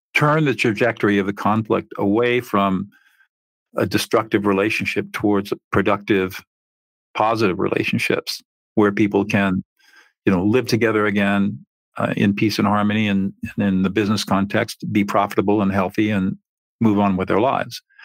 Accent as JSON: {"language": "English", "town": "San Marino", "region": "California", "country": "United States", "tie": "born or raised there", "said": "I grew up in San Marino, which, as you probably know, is a fairly affluent area in the Pasadena San Gabriel Valley"}